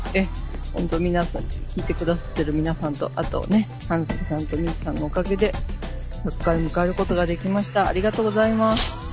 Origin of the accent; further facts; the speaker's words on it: Hyogo, Japan; 私の地元の兵庫県